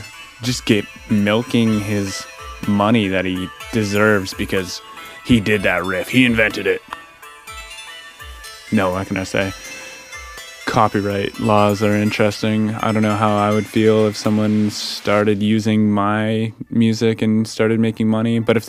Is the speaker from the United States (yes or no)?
no; Canada; in Canadian culture, we don't say the word cunt